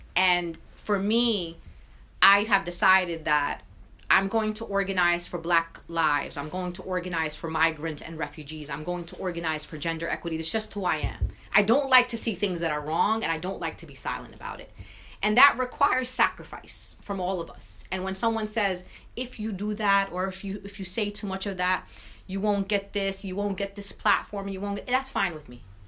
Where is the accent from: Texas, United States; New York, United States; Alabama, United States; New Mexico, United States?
New York, United States; New York City; I'm a Palestinian mom from Brooklyn, New York.